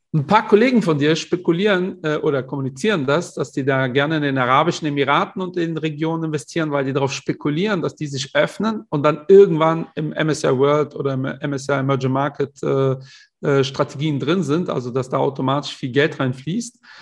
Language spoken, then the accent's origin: German; Portugal; ich bin ja Portugiese